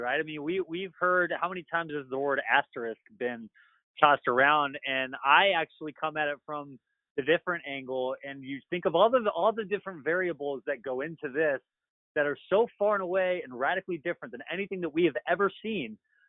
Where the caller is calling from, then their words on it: Virginia, United States; I am sitting in the middle of a house in the Shenandoah Valley in the middle of Virginia.